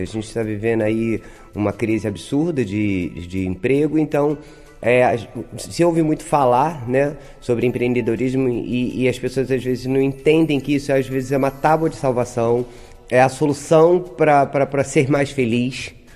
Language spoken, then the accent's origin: Portuguese; Brazil; Na Zona Oeste, sou de Vasconcelos, sou moradora de Vasconcelos